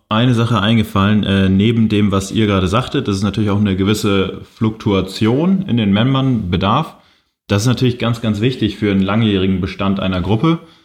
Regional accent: Kiel, Schleswig-Holstein, Germany; Ich komme ja aus Kiel, wohne da auch immer noch.

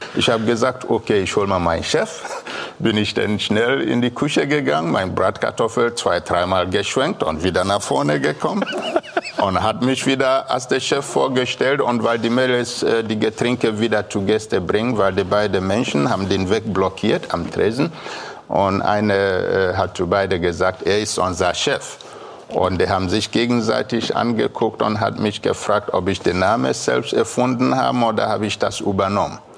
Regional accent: Biafra, Nigeria; German is a second language; now in Kiel, Germany; Ich komme aus Biafra mhm. in Nigeria

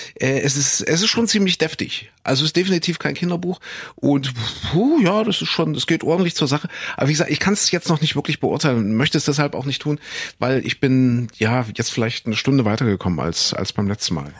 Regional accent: Saxony-Anhalt, Germany; ich bin in Sachsen-Anhalt Hanna zur Schule gegangen

